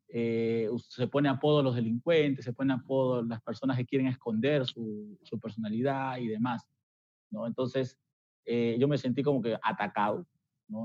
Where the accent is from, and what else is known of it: Peru